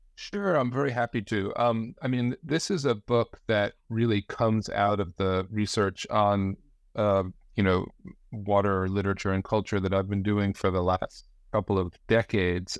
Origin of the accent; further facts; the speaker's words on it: New Jersey, United States; now in Branford, United States; I grew up in the Northeast, uh, in New Jersey